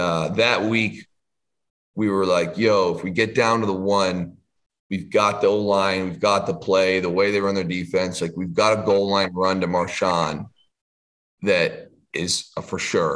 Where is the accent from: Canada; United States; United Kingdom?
Canada; as a Canadian kid